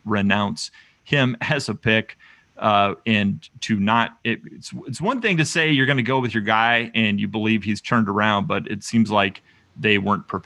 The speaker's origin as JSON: {"language": "English", "country": "United States", "said": "as an American"}